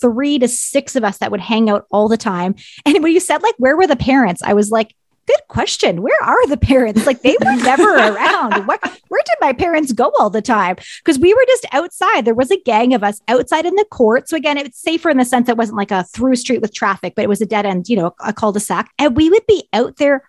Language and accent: English; Ontario, Canada; moved away; I'm actually from Ontario.